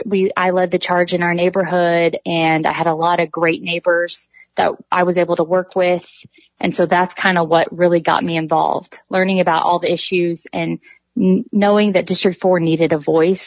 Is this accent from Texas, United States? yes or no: yes; Midland, Texas, United States; moved away as an adult; also born or lived in Kansas City / Minneapolis; I was born and raised in Midland. I graduated from Midland Christian, and then I went on and graduated from Midland College and then went to Texas A&M.